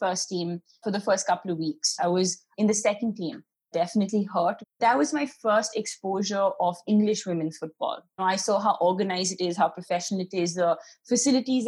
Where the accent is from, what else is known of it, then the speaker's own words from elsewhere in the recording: Delhi, India; moved away as an adult; I'm from Delhi